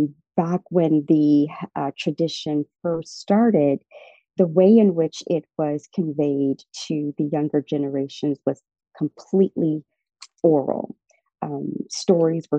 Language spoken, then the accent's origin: English; New Orleans, Louisiana, United States; moved away as an adult; also born or lived in South Africa; now in Atlanta, United States; I was born in New Orleans, Louisiana, which is one of the greatest cities on earth